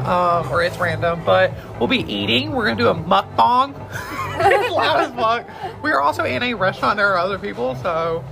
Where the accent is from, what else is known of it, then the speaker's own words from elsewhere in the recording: North Carolina, United States; We're from North Carolina.